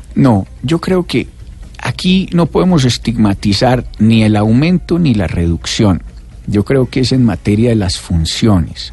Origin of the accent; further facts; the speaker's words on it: Pereira, Risaralda, Colombia; Pereira, de donde yo vengo